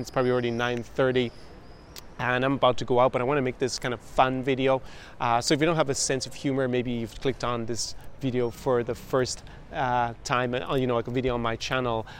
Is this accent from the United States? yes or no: no; Ireland; first language English; moved away; in my home country of Ireland